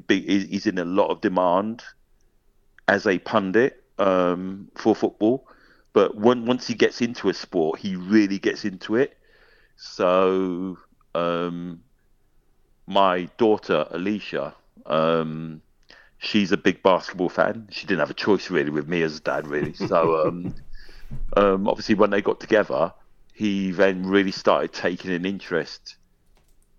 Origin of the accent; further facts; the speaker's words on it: London, United Kingdom; now in Scotland, United Kingdom; I'm a Londoner. I'm a London boy. Always will be a London boy.